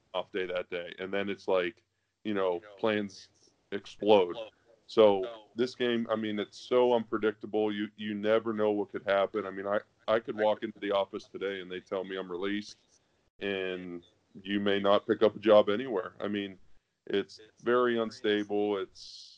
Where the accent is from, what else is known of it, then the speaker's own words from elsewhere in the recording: Pennsylvania, United States; I'm from Pennsylvania, obviously, but I play in LA now